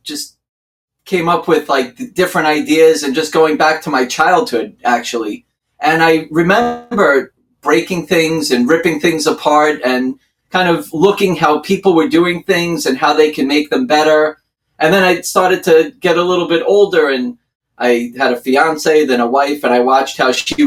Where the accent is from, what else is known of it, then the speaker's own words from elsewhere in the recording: Long Island, New York, United States; accent: New York; also born or lived in Brooklyn, New York; I'm from Long Island, New York.